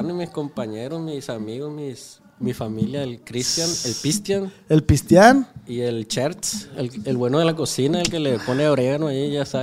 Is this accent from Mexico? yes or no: yes; Sinaloa, Mexico; de donde somos, pues, sinaloense.